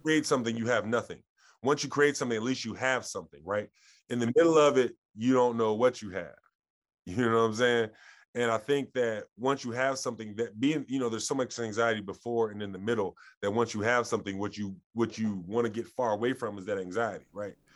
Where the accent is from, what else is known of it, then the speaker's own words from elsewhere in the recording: Columbus, Ohio, United States; I grew up in Columbus